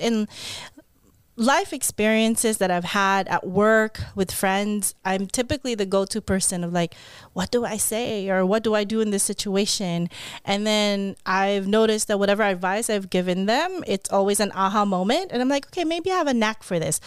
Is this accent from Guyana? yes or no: no; Philippines; now in California, United States; me being a Filipino, speaking a different language